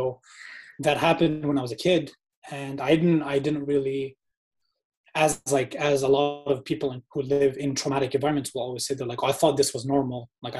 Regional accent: Malaysia; moved away as an adult; also born or lived in Indonesia; so I was born in Indonesia. And then when I was like 1 year old, I moved to Malaysia. And I lived in Malaysia from 1 year old up until 20 years old.

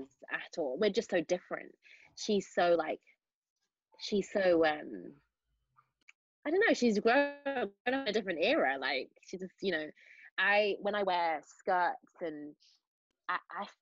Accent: Manchester, North West England, United Kingdom; accent: Mancunian; I do keep my accent on because of it's difficult to switch between Mancunian and South Side of Chicago

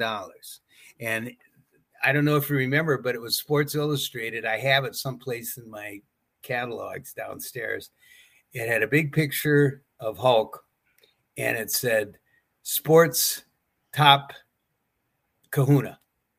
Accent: White Bear Lake, Minnesota, United States; I had my own business in my hometown of White Bear Lake, Minnesota

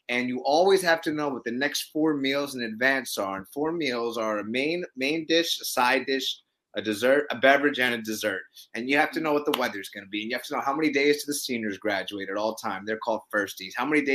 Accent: Brooklyn, New York, United States; I'm a New Yorker. Grew up in Brooklyn.

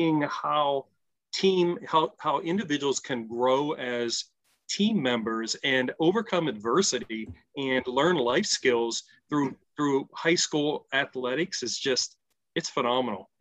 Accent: Pittsburgh, Pennsylvania, United States; moved away as an adult; now in Ohio, United States; I grew up outside of Pittsburgh

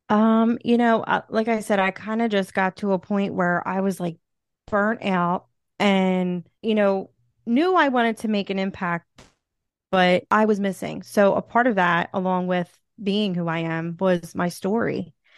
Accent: Philadelphia, Pennsylvania, United States; accent: Philly; I'm from Philly

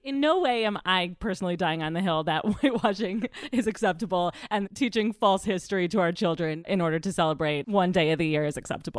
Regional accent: Middle America, Midwest, United States; I'm from Middle America

